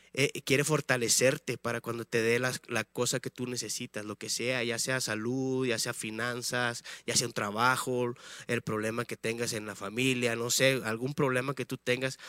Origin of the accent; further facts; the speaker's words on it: Tamaulipas, Mexico; moved away as an adult; now in León, Mexico; somos de Tamaulipas, del estado de Tamaulipas